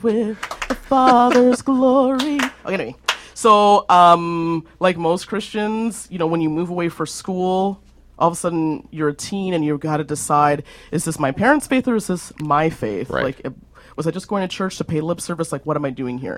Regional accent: Alberta, Canada; being caramel complected and growing up in Alberta

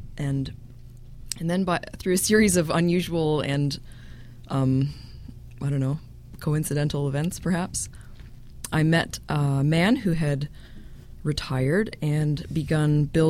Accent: Burlington, Ontario, Canada; now in Toronto, Canada; I grew up in Burlington

